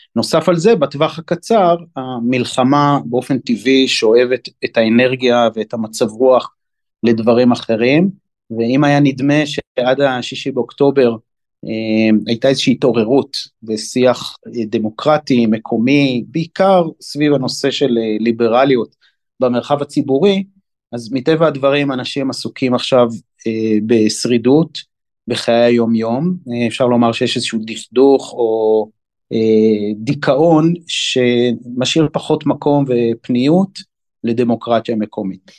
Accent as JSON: {"language": "Hebrew", "town": "Haifa", "region": "Haifa District", "country": "Israel", "tie": "born or raised there", "moved": "yes", "lives_now": "Binyamina, Israel", "said": "גדלתי ושותף בהרבה מאוד דברים בחיפה, עיר אה, הולדתי"}